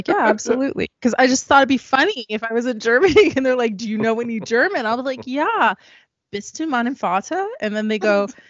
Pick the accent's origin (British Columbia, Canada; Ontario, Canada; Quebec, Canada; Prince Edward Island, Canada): Prince Edward Island, Canada; moved away; I used to be in dinner theater back on PEI. I'm from Prince Edward Island, which is a small island off the coast of Nova Scotia. And dinner theater is really big there.